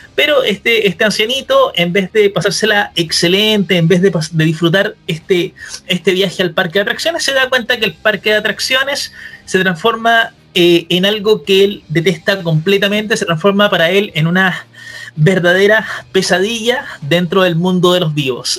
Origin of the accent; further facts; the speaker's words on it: Chile; acá todos somos obviamente de Chile